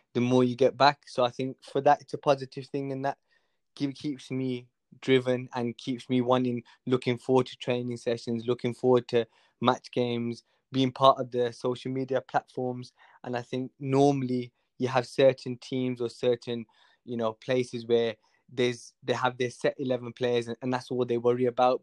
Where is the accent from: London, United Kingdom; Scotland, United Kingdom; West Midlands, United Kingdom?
West Midlands, United Kingdom; Birmingham; I'm from Hall Green